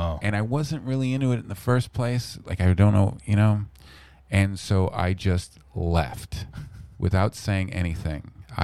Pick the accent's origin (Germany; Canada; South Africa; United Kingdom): Canada; Vancouver, British Columbia